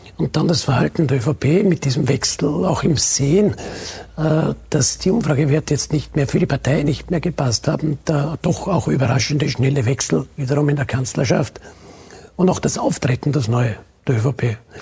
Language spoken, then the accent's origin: German; Burgenland, Austria; bei uns im Burgenland